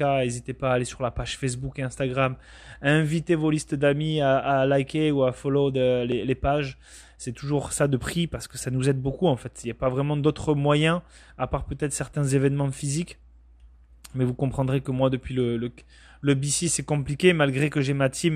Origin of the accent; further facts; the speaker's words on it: Bayonne, Nouvelle-Aquitaine, France; moved away as an adult; also born or lived in Bordeaux; now in Canada; je viens du Pays Basque pour être très précis. Donc c'est une région du sud-ouest de la France à la frontière espagnole très exactement de Bayonne